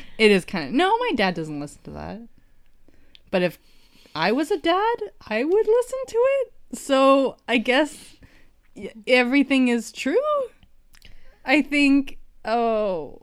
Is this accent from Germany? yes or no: no; Canada; as a Canadian